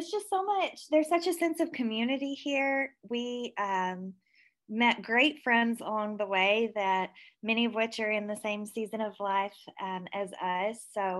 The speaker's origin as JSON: {"language": "English", "area": "Marshall County", "region": "Kentucky", "country": "United States", "tie": "born or raised there", "also_born_or_lived": "Nashville, Tennessee", "moved": "as an adult", "lives_now": "Henderson, United States", "said": "I grew up in Marshall County."}